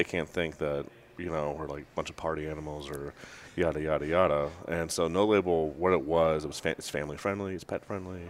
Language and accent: English; Sugar Land, Texas, United States; born or raised there